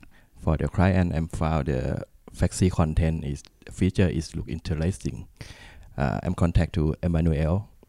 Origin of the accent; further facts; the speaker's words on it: Bangkok, Thailand; English is a second language; from Bangkok, Thailand. I'm start working with Mambo on the beginning and working for the training center in Thailand.